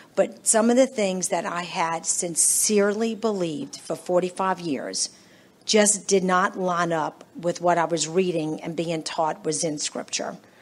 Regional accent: Metairie, Louisiana, United States; I was raised in Metairie

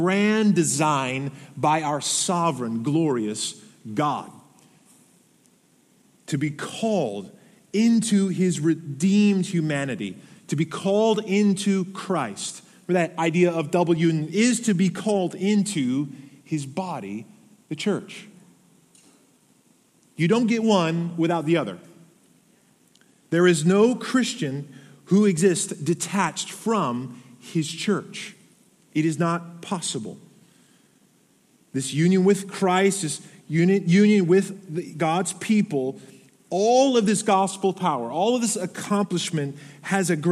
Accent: Arizona, United States; I was born in Arizona

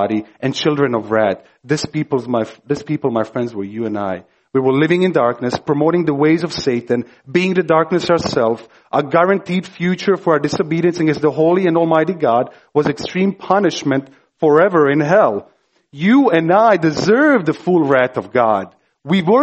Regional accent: Croatia; moved away; I grew up in Croatia, ex-Yugoslavia, during the war, bloodiest war conflict post-World War II.

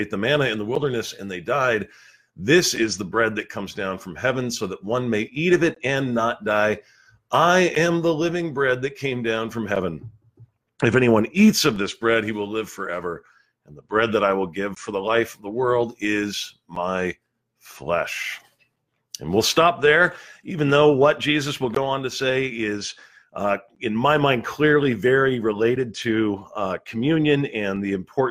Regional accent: Southern California, United States; moved away; I'm originally from Southern California

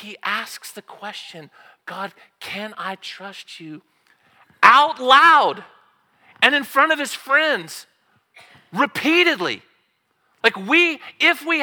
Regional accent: Southern Oklahoma, United States; I'm from Southern Oklahoma.

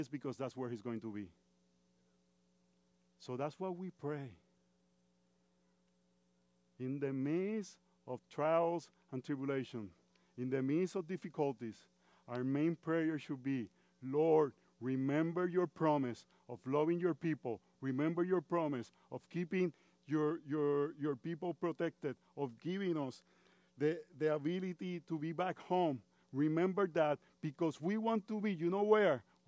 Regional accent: Puerto Rico; first language Spanish; English is a second language; moved away as an adult; now in United States; I've been 23 years in the United States. And I come from Puerto Rico, which is part of the United States. But we are different because we speak Spanish

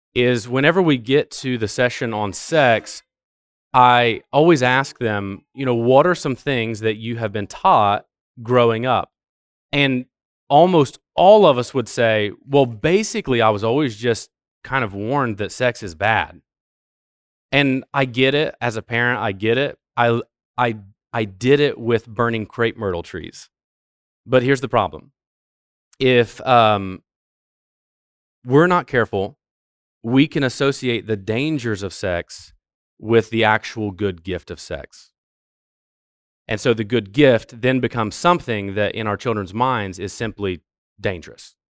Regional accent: Ohio, United States; moved away; I'm from Ohio

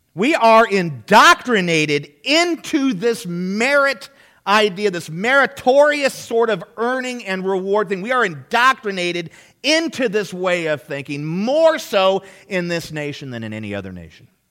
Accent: United States; We are raised in a merit system.

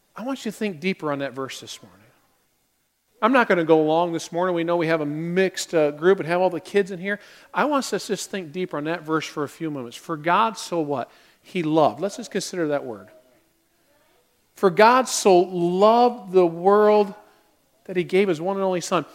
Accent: United States; we as American Christians

